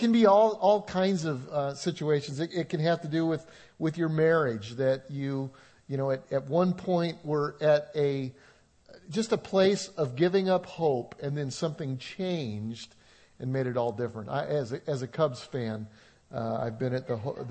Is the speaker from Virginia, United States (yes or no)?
no; Colorado, United States; moved away; I grew up in Colorado